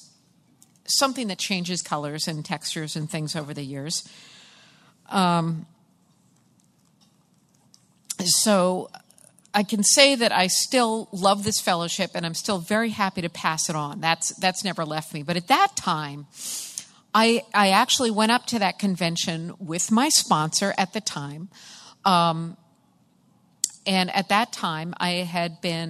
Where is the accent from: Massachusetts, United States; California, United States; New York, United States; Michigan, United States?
Massachusetts, United States; I am from Massachusetts